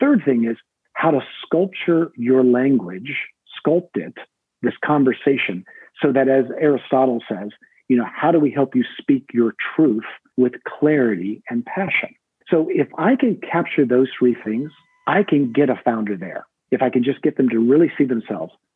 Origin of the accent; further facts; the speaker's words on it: United States; I'm an American